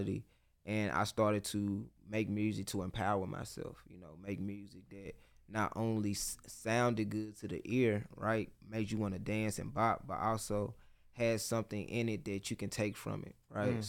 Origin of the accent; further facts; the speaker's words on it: Memphis, Tennessee, United States; I'm from Memphis, Tennessee